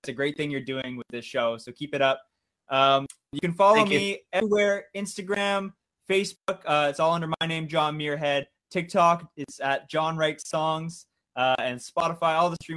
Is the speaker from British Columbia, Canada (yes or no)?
no; Georgetown, Ontario, Canada; I'm streaming from my hometown of Georgetown, Ontario, which is just about an hour outside of Toronto